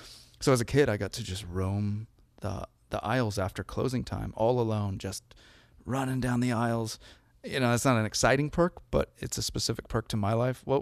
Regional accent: Seattle, Washington, United States; as a Seattleite, we don't trust people from Portland.

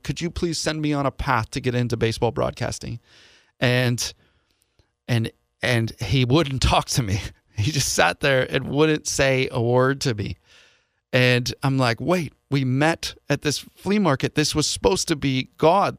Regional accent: Seattle, Washington, United States; moved away as an adult; also born or lived in Ireland; I'm from the Seattle area

